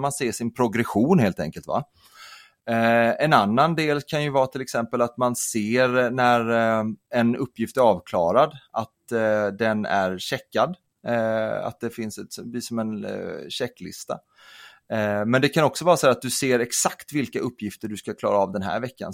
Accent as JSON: {"language": "Swedish", "region": "Kalmar County", "country": "Sweden", "said": "jag kommer från, eh, jag kommer från Öland"}